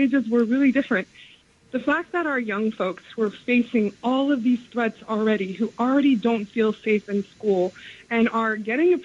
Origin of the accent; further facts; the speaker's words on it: the South, United States; I'm from the South